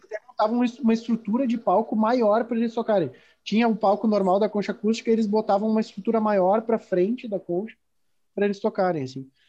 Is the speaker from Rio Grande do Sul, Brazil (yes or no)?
yes; Rio Grande do Sul, Brazil; eu me considero gaúcho, eu, eu sou gaudério